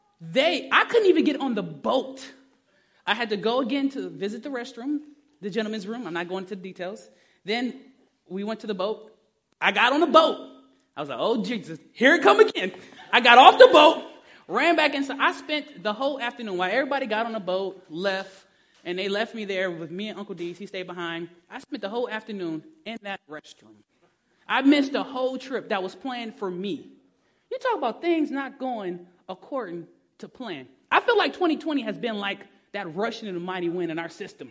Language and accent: English; Detroit, Michigan, United States; I'm from Detroit